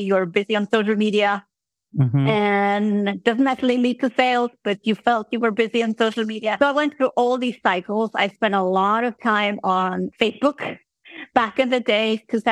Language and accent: English; Iceland; moved away as an adult; now in Switzerland; I am from Iceland originally, and then I had moved to Switzerland to be with my husband